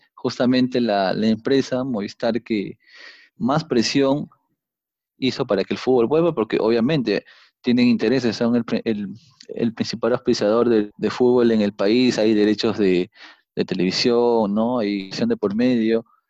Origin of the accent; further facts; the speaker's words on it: Peru; cómo somos los peruanos, cómo nos comportamos